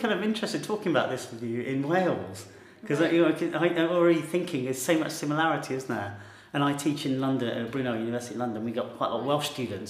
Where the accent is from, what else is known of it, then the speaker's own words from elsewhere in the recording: India; I might not be very defensive being Indian with my parents because I'm frustrated with them because they're so bound to this land they don't live in anymore.